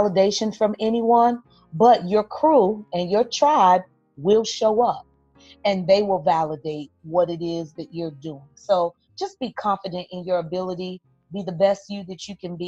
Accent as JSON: {"language": "English", "town": "Miami", "region": "Florida", "country": "United States", "tie": "born or raised there", "said": "growing up in Miami, Florida"}